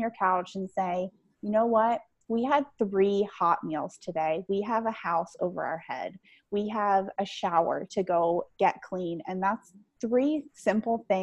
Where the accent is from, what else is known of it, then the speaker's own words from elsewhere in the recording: Pennsylvania, United States; I am from Pennsylvania